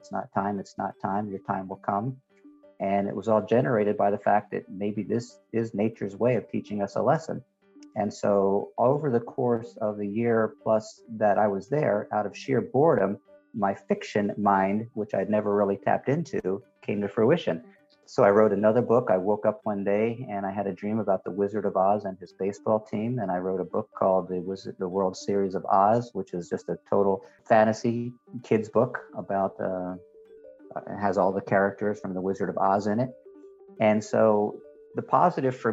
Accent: United States; now in Europe; as an American, we kind of are becoming more and more isolated

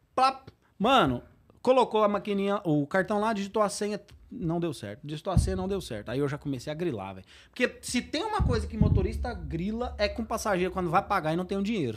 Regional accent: Goiás, Brazil; Eu sou de Goiás

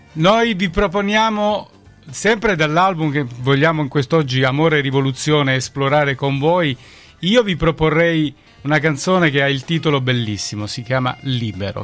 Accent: Calabria, Italy; noi siamo contenti quando qualcuno torna dalle nostre parti, poi ci dà la carica giusta per andare avanti anche a noi, insomma che in Calabria facciamo un po' di fatica

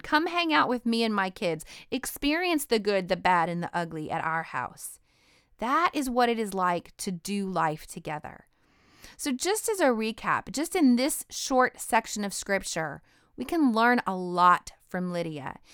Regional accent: Idaho, United States; I'm from Idaho

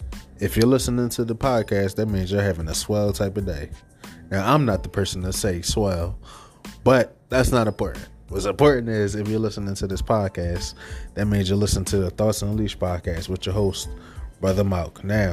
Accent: Philadelphia, Pennsylvania, United States; Not only because, you know, I'm from Philly, but it was some good matches on that card.

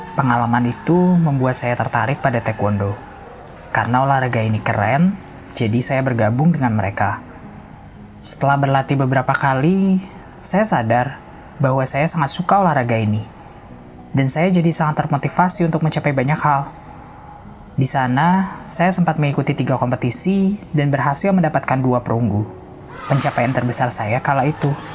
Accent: Iran; also born or lived in Afghanistan; now in Indonesia; Saya sebenarnya lahir di Iran sebagai pengungsi, karena kedua orang tua saya adalah pengungsi dari Afghanistan

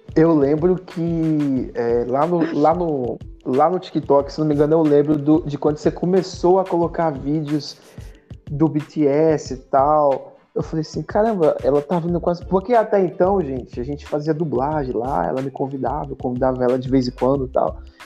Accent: Brazil; eu sou brasileiro, eu sou brasileiro

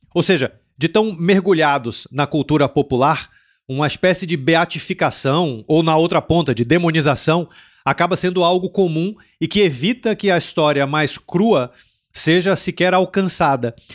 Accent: Brazil; now in Portugal; eu senti como brasileiro, que eu, é muito curioso que eu senti quando eu cheguei aqui em Portugal

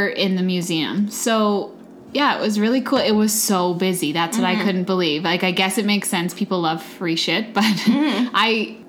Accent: Calgary, Alberta, Canada; I've never been, and I grew up in Calgary.

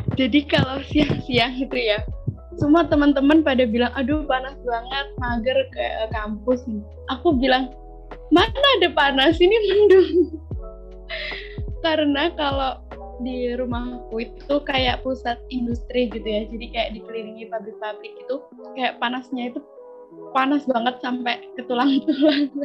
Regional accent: Karawang, West Java, Indonesia; moved away as an adult; now in Jember, Indonesia; aku dari jauh, dari Karawang, Jawa Barat

